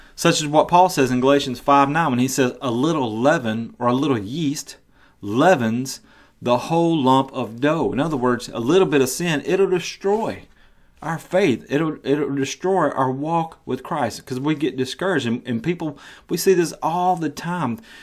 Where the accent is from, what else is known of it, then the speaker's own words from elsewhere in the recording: the South, United States; I live in the South. I was raised in the South.